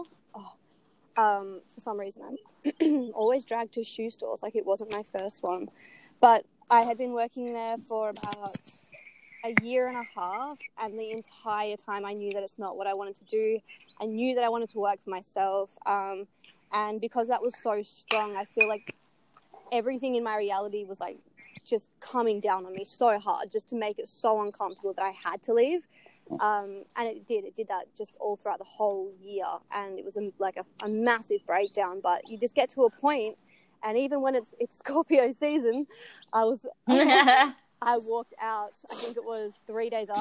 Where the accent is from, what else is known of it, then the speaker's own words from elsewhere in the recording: Perth, Western Australia, Australia; I'm from Perth